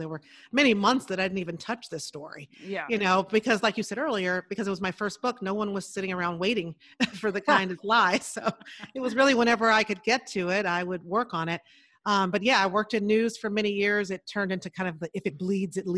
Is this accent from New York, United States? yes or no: no; Chicago, Illinois, United States; I grew up in Chicago. So in the big city on the South Side